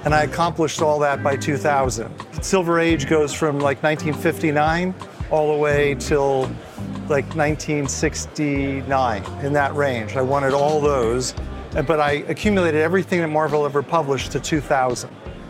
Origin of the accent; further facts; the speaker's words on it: New Jersey, United States; moved away; I grew up in New Jersey